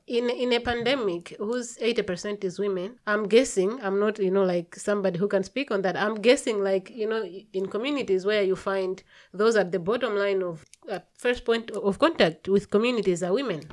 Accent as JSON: {"language": "English", "country": "Malawi", "said": "I come from Malawi"}